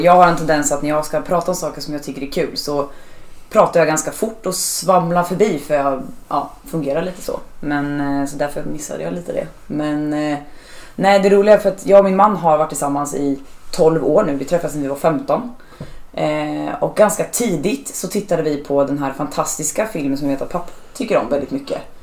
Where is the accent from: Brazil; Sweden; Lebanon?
Sweden; Norrköping, Östergötland; now in Gothenburg, Sweden; jag kommer ju från en mindre stad, jag kommer från Norrköping